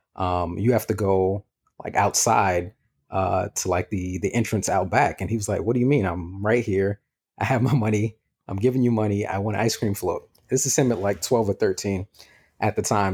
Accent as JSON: {"language": "English", "town": "New York City", "region": "New York", "country": "United States", "said": "I'm from New York too"}